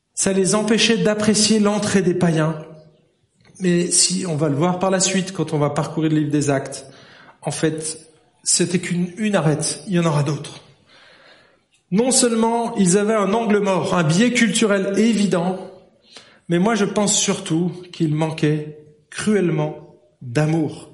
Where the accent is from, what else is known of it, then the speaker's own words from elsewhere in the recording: France; now in Switzerland; je suis un Français. Le, j'ai été éduqué comme ça depuis tout petit.